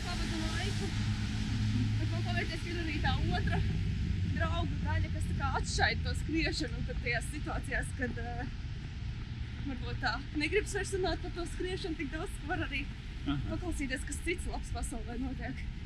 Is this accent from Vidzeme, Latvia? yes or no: no; Riga, Latvia; also born or lived in Alūksne; Principā no Rīgas.